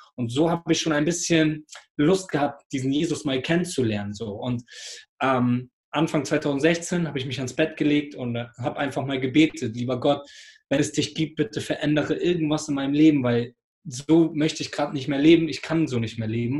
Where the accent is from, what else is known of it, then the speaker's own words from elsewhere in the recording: Hamburg, Germany; ich bin hier in Hamburg groß geworden